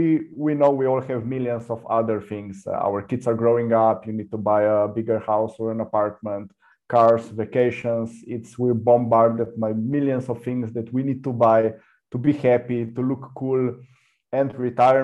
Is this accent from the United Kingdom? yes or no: no; Slovenia; I come from Slovenia